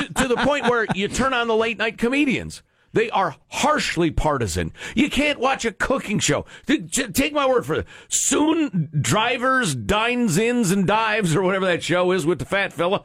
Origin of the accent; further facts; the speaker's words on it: Chicago, Illinois, United States; moved away; I'm from Chicago. I grew up wearing flannel so I wouldn't get frostbite on my nipples.